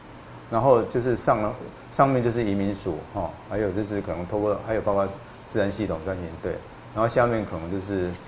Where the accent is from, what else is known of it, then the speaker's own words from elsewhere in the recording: Taiwan; 像我们台湾人的劳雇关系一样就好了。